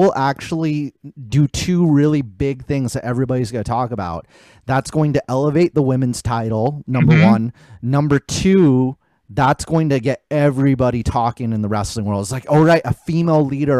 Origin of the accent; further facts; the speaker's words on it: Pomona, California, United States; accent: Pomona; You know my accent, Chris. I have an accent.